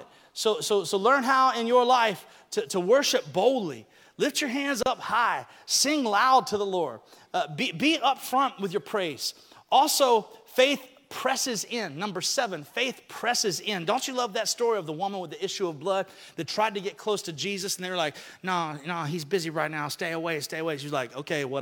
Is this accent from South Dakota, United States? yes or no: no; Alabama, United States; moved away; when I was growing up in Alabama